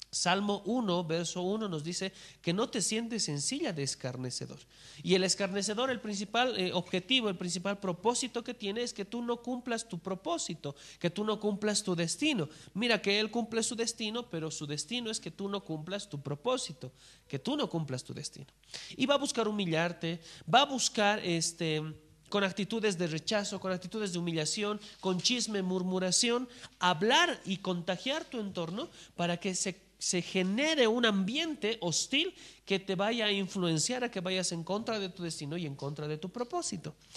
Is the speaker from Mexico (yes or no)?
no; Bolivia; en nuestra nación, en Bolivia